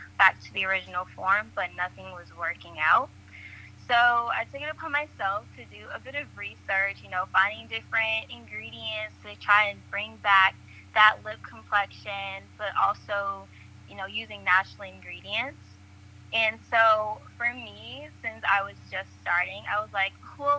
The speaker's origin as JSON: {"language": "English", "town": "College Park", "region": "Georgia", "country": "United States", "said": "I'm from College Park, Georgia"}